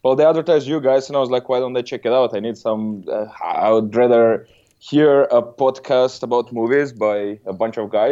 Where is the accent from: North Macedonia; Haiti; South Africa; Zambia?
North Macedonia; moved away as an adult; now in Germany; originally I come from Macedonia, but I've been living in Germany for the last 10 years